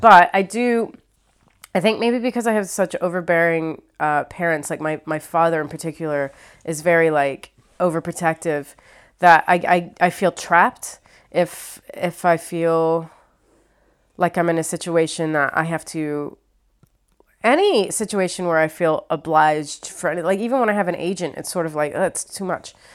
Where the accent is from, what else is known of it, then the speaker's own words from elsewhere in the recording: Ohio, United States; also born or lived in New York / Los Angeles; now in London, United Kingdom; I'm from Ohio. I lived in New York for four years. I was in L A for seven years. I've been here for four years in London